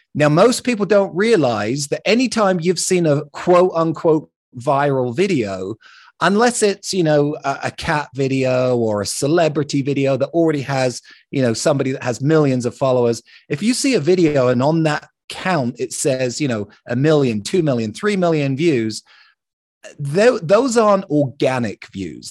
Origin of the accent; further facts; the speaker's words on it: London, United Kingdom; now in Salt Lake City, United States; I grew up in London